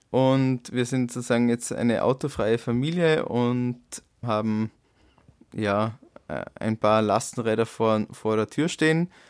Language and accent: German; Dornbirn, Vorarlberg, Austria; In, auch in Dornbirn tatsächlich.